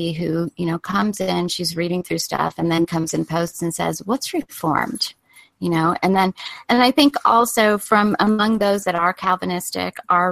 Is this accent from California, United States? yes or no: yes; California, United States; now in Colorado, United States; growing up in California